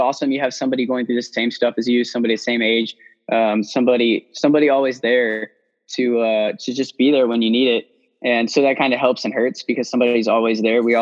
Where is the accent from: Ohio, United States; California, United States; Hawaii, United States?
Hawaii, United States; I was born in Hawaii